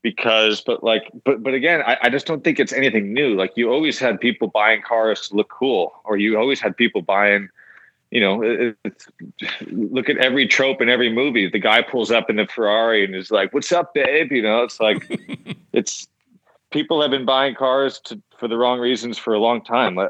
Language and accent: English; Connecticut, United States; We're from Connecticut